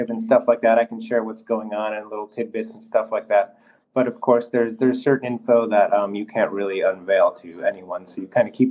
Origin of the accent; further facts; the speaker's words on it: Chicago, Illinois, United States; moved away as an adult; now in Orlando, United States; me growing up in Chicago